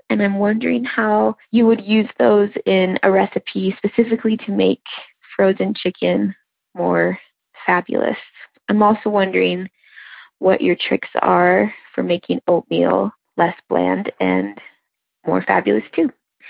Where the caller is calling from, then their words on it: Idaho, United States; I'm from Idaho.